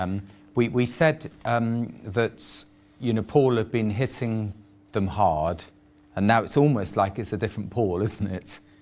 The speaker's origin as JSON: {"language": "English", "region": "England", "country": "United Kingdom", "said": "I'm just an Englishman"}